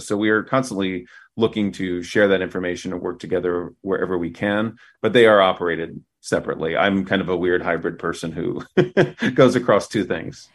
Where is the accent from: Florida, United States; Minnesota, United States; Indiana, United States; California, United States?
Indiana, United States; Fort Wayne; moved away; my hometown of Fort Wayne, Indiana